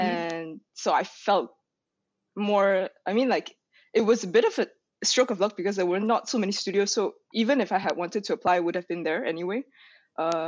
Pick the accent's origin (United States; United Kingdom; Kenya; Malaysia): Malaysia; moved away; I was actually starting from Malaysia, so it's like this kind of, I don't want to say small, but it's like a country in Southeast Asia